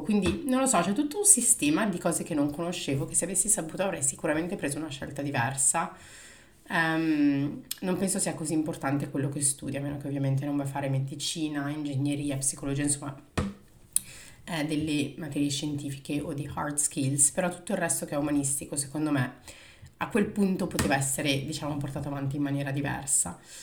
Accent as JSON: {"language": "Italian", "town": "Milan", "region": "Lombardy", "country": "Italy", "tie": "born or raised there", "moved": "as an adult", "said": "sono nata a Milano poi eh, dopo la separazione dei miei genitori mi sono trasferita in provincia sempre di Milano dove ho fatto le medie e eh, le superiori"}